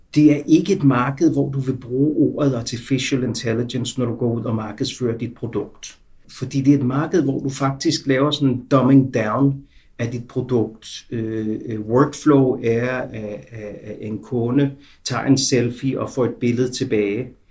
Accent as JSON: {"language": "Danish", "country": "Denmark", "tie": "born or raised there", "moved": "as an adult", "lives_now": "Israel", "said": "Jeg er født og opvokset i Danmark"}